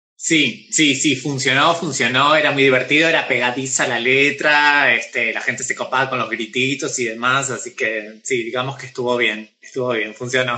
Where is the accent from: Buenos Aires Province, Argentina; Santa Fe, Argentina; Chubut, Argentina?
Buenos Aires Province, Argentina; Pergamino; now in Buenos Aires, Argentina; yo soy de Pergamino, es una ciudad eh, y tiene modismos de pueblo, ¿sí? Cuando yo llegué a vivir acá a Buenos Aires